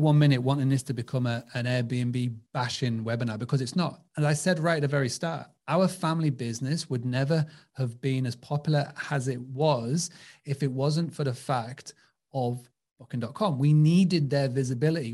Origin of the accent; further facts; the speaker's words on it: United Kingdom; accent: British; my British accent